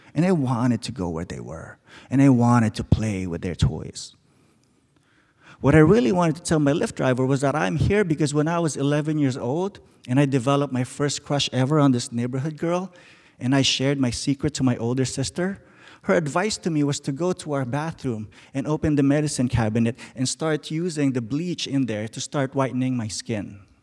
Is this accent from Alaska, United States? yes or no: yes; Alaska, United States; now in Seattle, United States; I'm from Alaska.